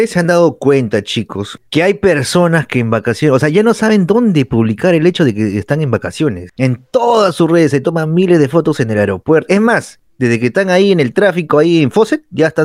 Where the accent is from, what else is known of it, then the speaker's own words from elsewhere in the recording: Tacna, Peru; yo viví mi niñez en Tacna